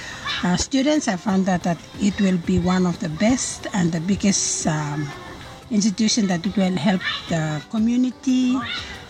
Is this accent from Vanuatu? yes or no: yes; Ambae, Penama, Vanuatu; English is a second language; now in Eratap village, Vanuatu; I'm from Ambai, and I'm married with a husband from Ambai